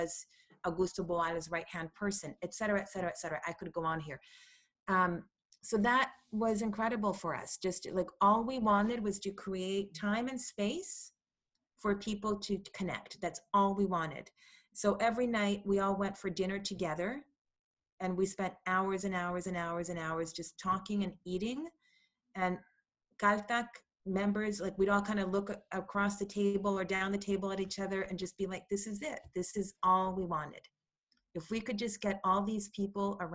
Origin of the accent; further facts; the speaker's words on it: Chile; now in Vancouver, Canada; I'm from Chile, which is West Coast